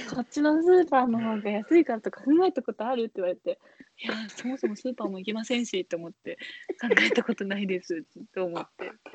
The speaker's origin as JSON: {"language": "Japanese", "region": "Tokyo", "country": "Japan", "tie": "born or raised there"}